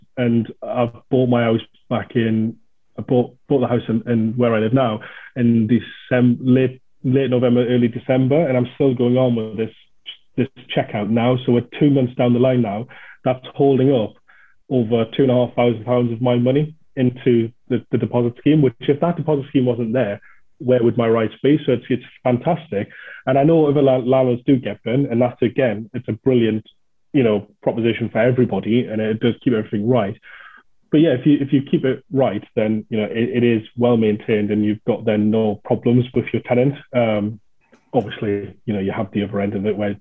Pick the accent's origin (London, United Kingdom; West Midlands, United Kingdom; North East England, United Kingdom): North East England, United Kingdom; the North East; I'm from the Northeast